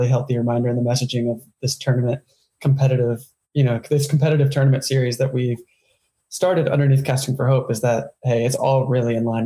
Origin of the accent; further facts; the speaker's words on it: Western North Carolina, United States; in my small hometown, in our small hometown where John grew up to, of, you know, 20,000 people or so in Western North Carolina